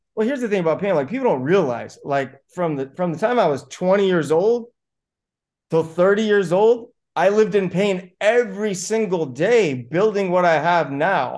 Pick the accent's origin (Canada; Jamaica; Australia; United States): United States; Buena Park, California; I grew up in Buena Park, California to immigrant parents.